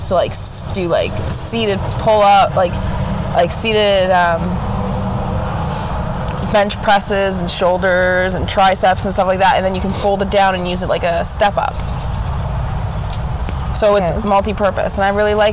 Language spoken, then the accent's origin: English; Canada; being a Canadian